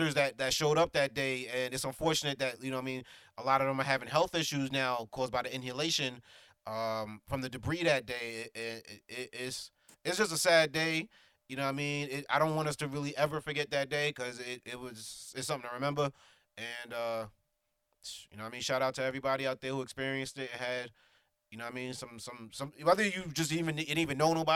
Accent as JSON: {"language": "English", "town": "New York City", "region": "New York", "country": "United States", "said": "we're from New York City"}